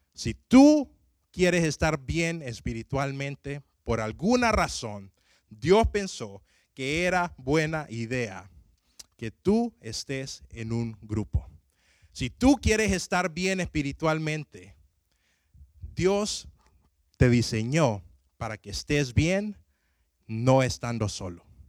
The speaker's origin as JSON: {"language": "Spanish", "town": "Tegucigalpa", "region": "Francisco Morazán", "country": "Honduras", "said": "mi ciudad de Tegucigalpa"}